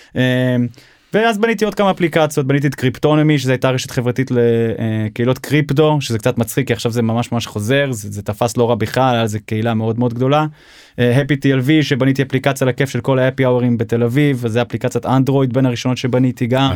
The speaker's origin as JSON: {"language": "Hebrew", "town": "Seattle", "region": "Washington", "country": "United States", "tie": "born or raised there", "also_born_or_lived": "Israel", "moved": "yes", "lives_now": "Tel Aviv, Israel", "said": "נולדתי בארץ, אבל גדלתי בארצות הברית, בגיל שבע, המשפחה שלי עברה לסיאטל, ארצות הברית"}